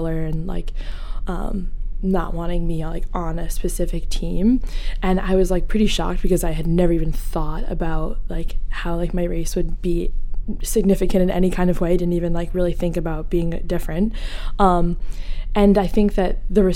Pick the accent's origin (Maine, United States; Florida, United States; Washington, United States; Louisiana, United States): Maine, United States; Portland; I grew up kind of like North Deering area, so kind of like suburbia